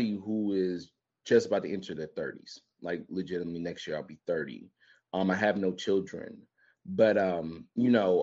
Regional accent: Memphis, Tennessee, United States; We lost a real one this week from my hometown

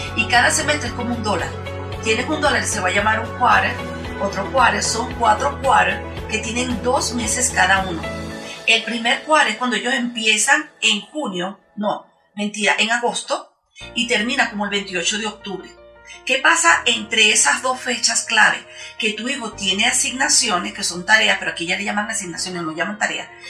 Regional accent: Venezuela; now in Utah, United States; yo soy venezolana

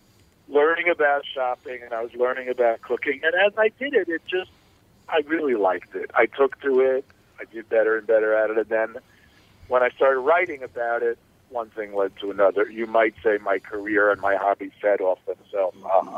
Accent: New York, United States; And back in the 60s, I grew up in New York, so I was exposed to a lot more food than you were, I think, of different kinds.

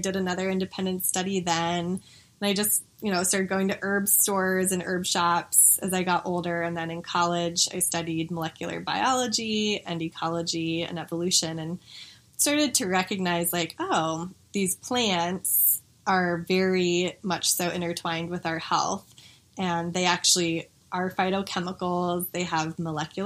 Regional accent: Denver, Colorado, United States; I grew up here in Denver

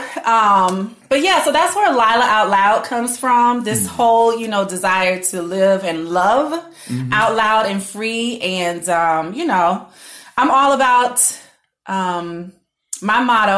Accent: Orlando, Florida, United States; also born or lived in Tallahassee / Connecticut; I was born and raised in Orlando

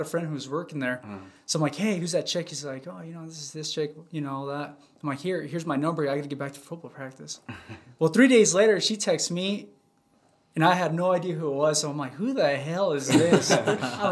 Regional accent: Roberts, Idaho, United States; born and raised in Roberts

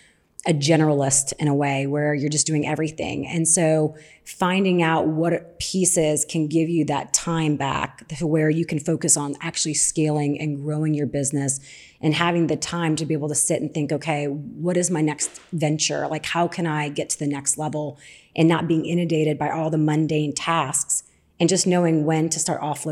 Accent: New Orleans, Louisiana, United States; accent: southern; I'm from New Orleans

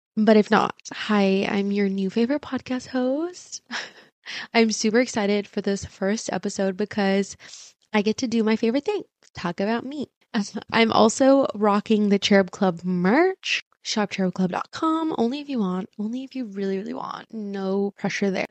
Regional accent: Irvine, California, United States; first language Spanish; English is a second language; growing up in Irvine

